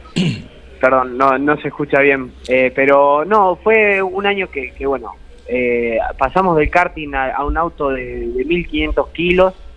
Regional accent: Guatimosín, Córdoba, Argentina; el pueblo, eh, aunque parezca mentira, somos 8 cuadras por 5. tenemos dos clubes

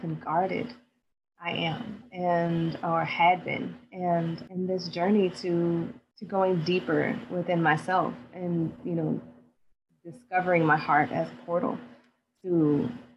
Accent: New Orleans, Louisiana, United States; I'm from New Orleans, Louisiana

